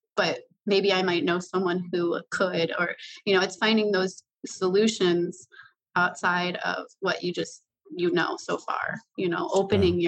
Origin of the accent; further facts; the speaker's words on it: Chicago, Illinois, United States; moved away as an adult; now in Wisconsin, United States; I was actually a Chicago native